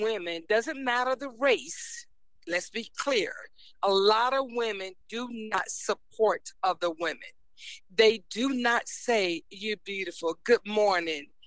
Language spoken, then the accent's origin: English; Virginia, United States; born and raised in Virginia